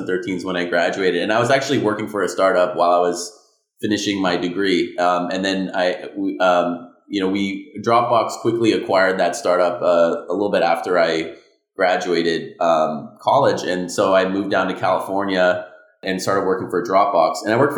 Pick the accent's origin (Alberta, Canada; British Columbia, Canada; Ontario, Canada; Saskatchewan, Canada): Ontario, Canada; Ottawa; I was born in Ottawa, Canada. Small town